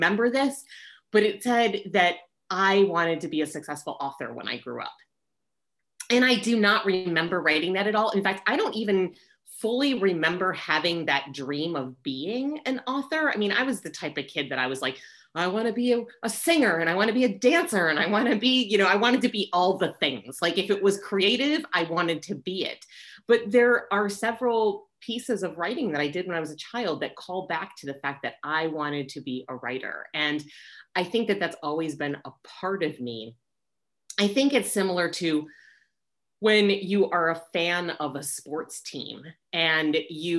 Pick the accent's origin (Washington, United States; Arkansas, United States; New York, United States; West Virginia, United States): New York, United States; New York City; moved away as an adult; now in Southern California, United States; as a New Yorker